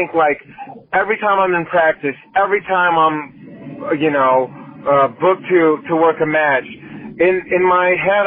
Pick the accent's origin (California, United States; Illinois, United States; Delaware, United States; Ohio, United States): California, United States; the Bay Area; I'm from the Bay Area and, you know, we live in this really progressive bubble